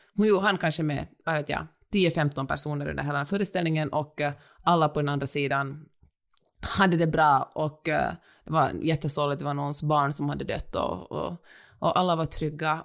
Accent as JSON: {"language": "Swedish", "country": "Finland", "also_born_or_lived": "Helsinki, Finland", "moved": "as an adult", "lives_now": "Los Angeles, United States", "said": "jag är finsk"}